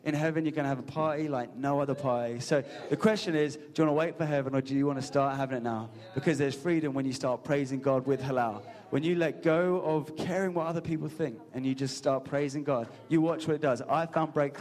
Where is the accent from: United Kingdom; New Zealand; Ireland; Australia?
United Kingdom; England; A majority of us in this room are English. And we know we're English, we're reserved